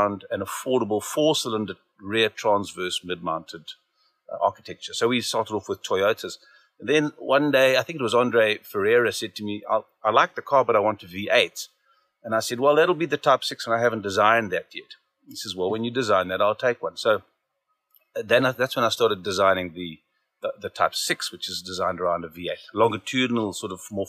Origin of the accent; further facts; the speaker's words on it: Zimbabwe; now in Cape Town, South Africa; I grew up in Zimbabwe, eventually ended up in Cape Town